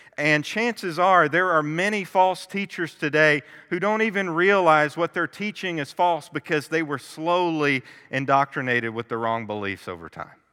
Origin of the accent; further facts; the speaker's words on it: Kentucky, United States; I was born and raised in Kentucky